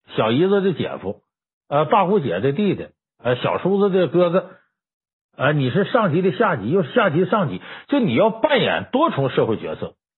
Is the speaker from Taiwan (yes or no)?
no; Northeast China, China; 我作为东北人，我从小在东北长大